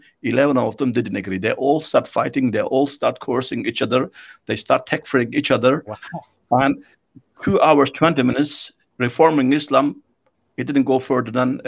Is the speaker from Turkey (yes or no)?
yes; Turkey; in my country, I'm from Turkey